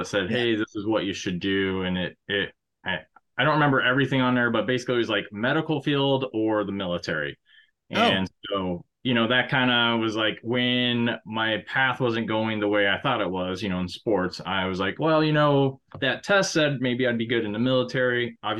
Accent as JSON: {"language": "English", "region": "Arizona", "country": "United States", "tie": "born there", "also_born_or_lived": "Guam / Oklahoma / Panama / North Dakota", "said": "I started off, I was born in Arizona. We moved to Guam, Oklahoma, Panama, the country."}